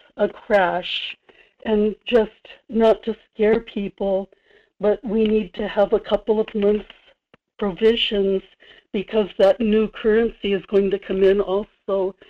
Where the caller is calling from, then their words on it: Kodiak, Alaska, United States; Good morning, Michael. This is in Kodiak.